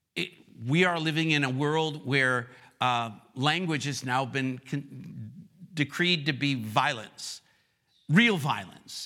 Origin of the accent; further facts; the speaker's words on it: Rochester, New York, United States; moved away as an adult; also born or lived in the South (US); now in the South, United States; my hometown is Rochester, New York, but I've been living in the South for thirty-one years